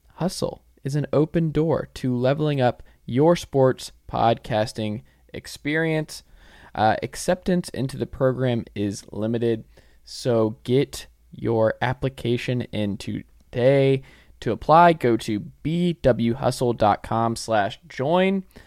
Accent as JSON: {"language": "English", "town": "Atlanta", "region": "Georgia", "country": "United States", "said": "I'm from Atlanta"}